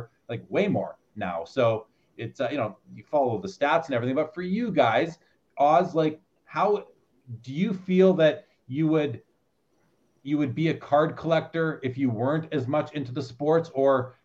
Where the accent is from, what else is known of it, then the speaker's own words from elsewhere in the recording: Winnipeg, Manitoba, Canada; I grew up in Winnipeg